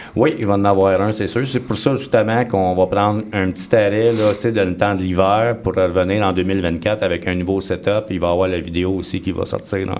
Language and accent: French; Joliette, Quebec, Canada; je suis natif de Joliette